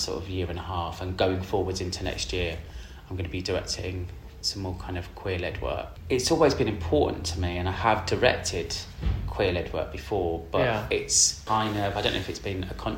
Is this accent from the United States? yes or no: no; Birmingham, West Midlands, United Kingdom; moved away; also born or lived in Bristol; I grew up in Birmingham. I was actually born in Bristol.